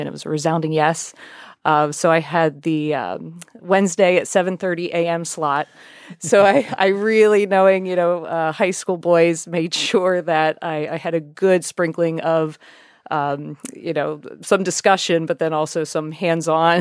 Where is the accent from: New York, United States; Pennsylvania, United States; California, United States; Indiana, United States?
Pennsylvania, United States; York County; I'm from York County